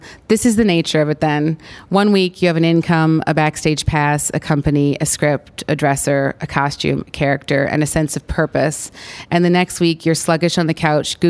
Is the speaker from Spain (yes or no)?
no; Canada; I'm Canadian